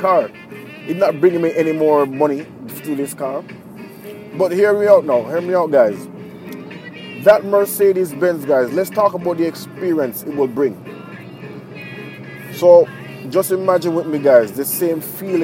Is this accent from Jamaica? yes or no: yes; Jamaica; now in Japan; I'm from Jamaica